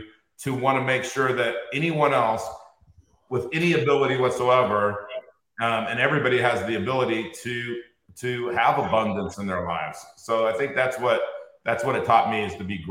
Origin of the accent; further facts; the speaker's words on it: Inglewood, California, United States; I grew up in Inglewood, California.